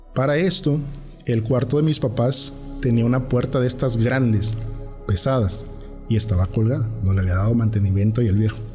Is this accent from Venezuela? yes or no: no; Tierra Blanca, Veracruz, Mexico; now in Tuxtepec, Mexico; nosotros crecimos en Tierra Blanca